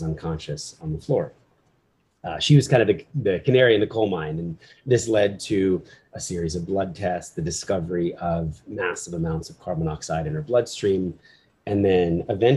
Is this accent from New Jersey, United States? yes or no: yes; New Jersey, United States; also born or lived in Philadelphia, Pennsylvania; I was born in Philly, middle class family. My dad was a business guy. Mom was a writer. And when I was four, we moved to South Jersey